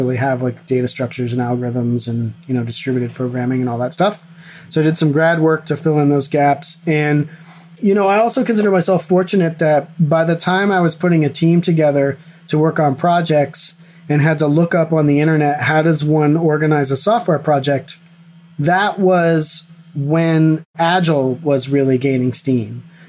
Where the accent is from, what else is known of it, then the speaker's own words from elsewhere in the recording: East Coast of the U.S., United States; moved away as an adult; also born or lived in Boston area; now in California, United States; I grew up on the East Coast of the U.S.